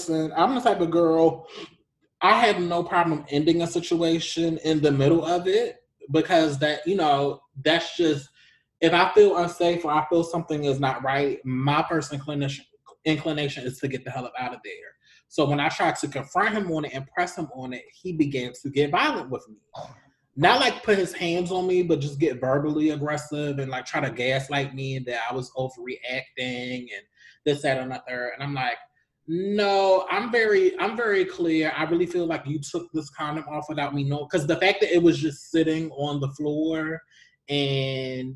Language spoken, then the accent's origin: English; Baltimore, Maryland, United States; moved away; since I moved back to the DMV Baltimore area, I have a lot of old, and I'm originally from Baltimore